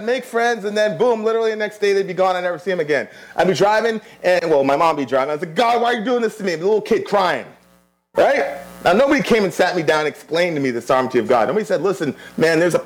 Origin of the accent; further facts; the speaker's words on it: Kingston, Surrey, Jamaica; moved away; I was born in Kingston, Jamaica.